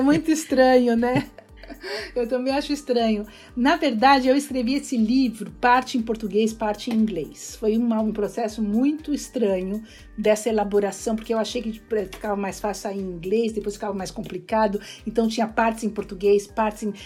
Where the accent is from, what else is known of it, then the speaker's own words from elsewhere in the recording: Brazil; moved away as an adult; also born or lived in São Paulo, Brazil / Bahia, Brazil / California, United States; now in Princeton, United States; eu venho do Brasil, eu sou brasileiro, eu dou aula de cultura brasileira